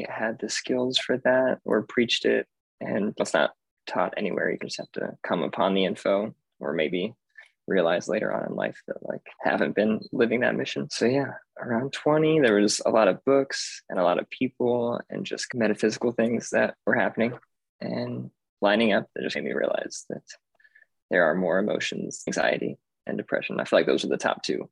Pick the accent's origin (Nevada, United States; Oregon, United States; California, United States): Nevada, United States; Las Vegas; I am from Vegas, originally born and raised.